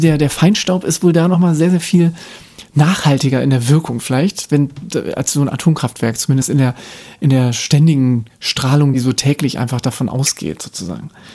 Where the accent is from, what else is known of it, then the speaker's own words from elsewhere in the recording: Baden-Württemberg, Germany; In Baden-Württemberg, also wobei ich bin nicht in Baden-Württemberg geboren, aber ich bin da aufgewachsen